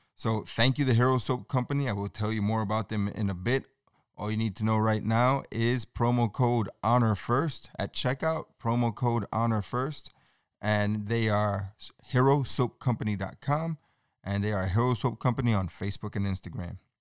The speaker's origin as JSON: {"language": "English", "town": "New York City", "region": "New York", "country": "United States", "tie": "born or raised there", "said": "I'm born and raised in New York City"}